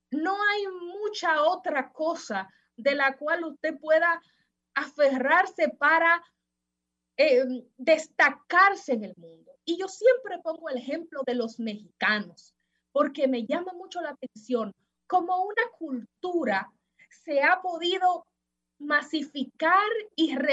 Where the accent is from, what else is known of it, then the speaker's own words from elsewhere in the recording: Dominican Republic; Si nosotros como dominicanos, ya para finalizar, no amamos a República Dominicana